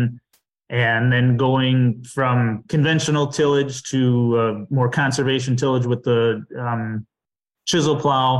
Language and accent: English; southwest Dodge County, Wisconsin, United States; also born or lived in Chicago; I grew up on a farm in southwest Dodge County, Wisconsin